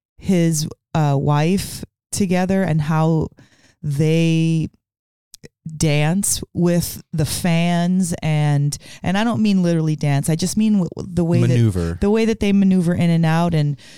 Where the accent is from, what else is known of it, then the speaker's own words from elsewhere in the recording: Portland, Oregon, United States; Being that we're from Portland